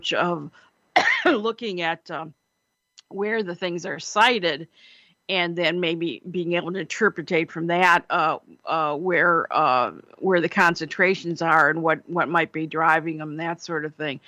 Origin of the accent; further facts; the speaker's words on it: Cleveland, Ohio, United States; When I was growing up in Cleveland